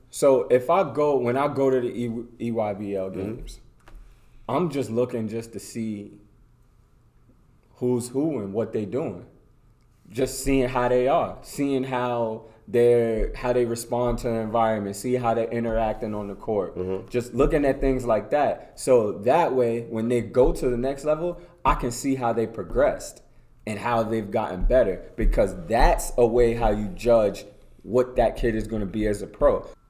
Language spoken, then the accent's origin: English; Amityville, New York, United States; I came from Amityville.